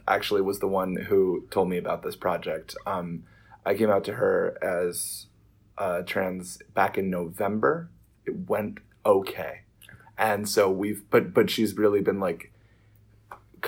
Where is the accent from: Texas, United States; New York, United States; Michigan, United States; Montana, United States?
New York, United States; New York City; I was raised in Sheepshead Bay, Brooklyn, and now, when I was 8 years old, my family moved to Marine Park, and that is the family home.